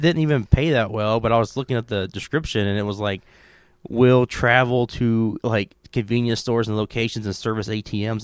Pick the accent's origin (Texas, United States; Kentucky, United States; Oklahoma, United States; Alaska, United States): Kentucky, United States; I'm from Kentucky